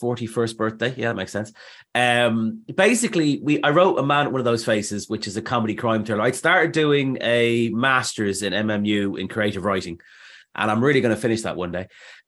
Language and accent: English; Dublin, Leinster, Ireland; moved away as an adult; now in London, United Kingdom; Well, basically, I came to London from Dublin in like 2000.